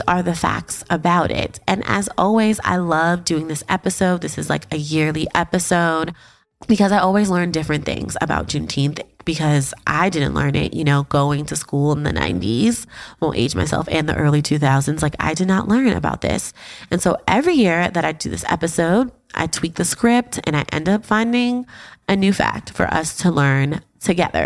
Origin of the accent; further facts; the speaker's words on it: New York City, New York, United States; I'm a Harlemite, born and raised